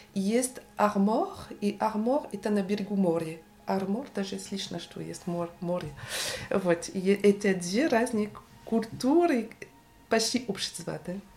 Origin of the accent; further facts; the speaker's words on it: Rennes, Brittany, France; Russian is a second language; moved away as an adult; now in Paris, France; я родилась в Варен. Это город, столица э, Британия